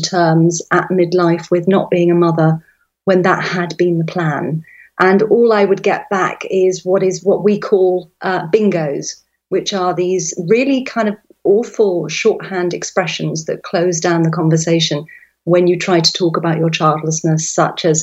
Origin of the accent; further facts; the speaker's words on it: London, England, United Kingdom; moved away as an adult; now in West Cork, Ireland; I'm a Londoner by birth. I grew up in the countryside and then I moved back there as a young woman